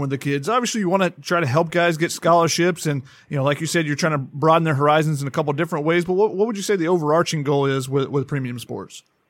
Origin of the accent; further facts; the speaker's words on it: Georgia, United States; moved away as an adult; also born or lived in Tennessee; I'm from Georgia